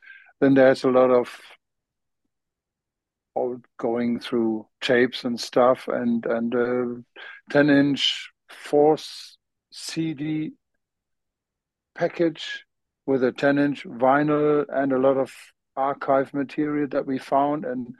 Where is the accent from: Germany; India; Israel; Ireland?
Germany; Dortmund, North Rhine-Westphalia; English is a second language; also born or lived in London / Malta; That's my hometown.